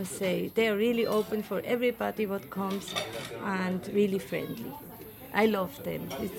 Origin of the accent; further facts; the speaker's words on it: Switzerland; now in Cahuita, Costa Rica; Okay, I'm from Switzerland